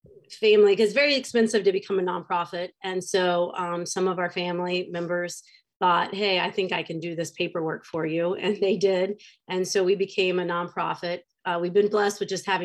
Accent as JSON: {"language": "English", "town": "Shinnston", "region": "West Virginia", "country": "United States", "tie": "born or raised there", "moved": "as an adult", "lives_now": "Gettysburg, United States", "said": "We are from Shinston, West Virginia, but currently we live near Gettysburg, Pennsylvania."}